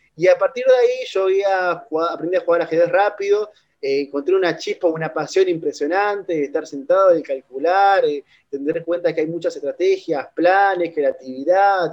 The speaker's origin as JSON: {"language": "Spanish", "country": "Argentina", "said": "siempre soy de Argentina"}